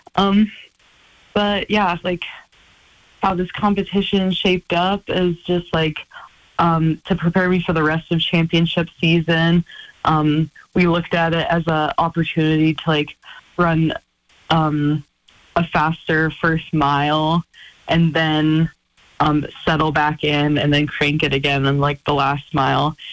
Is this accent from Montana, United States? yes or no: yes; Missoula, Montana, United States; moved away as an adult; now in Flagstaff, United States; this is my hometown